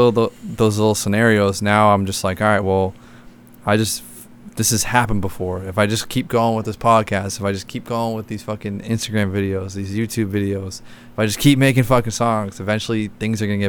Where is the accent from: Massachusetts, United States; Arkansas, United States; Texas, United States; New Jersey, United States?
Massachusetts, United States; Boston; moved away as an adult; also born or lived in Florida; I'm from Boston area, and I was living in Florida with a couple of my buddies